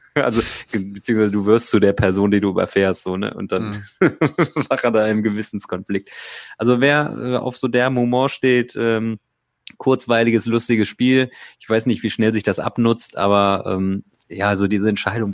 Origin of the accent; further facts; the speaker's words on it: Remscheid, North Rhine-Westphalia, Germany; ich bin auch aus Remscheid